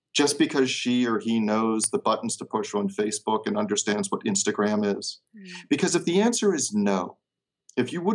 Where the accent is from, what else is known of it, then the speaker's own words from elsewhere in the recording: Baltimore, Maryland, United States; my hometown of Baltimore